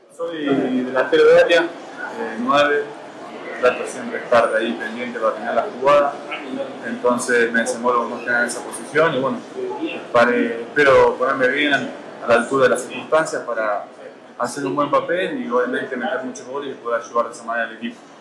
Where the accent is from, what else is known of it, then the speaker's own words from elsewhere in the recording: Argentina; moved away as an adult; soy argentino